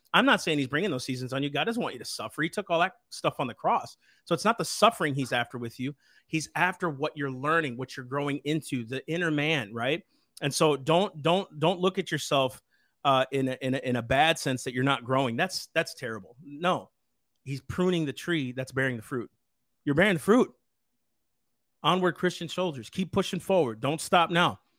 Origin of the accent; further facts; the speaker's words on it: United States; I'm an American. I'm a citizen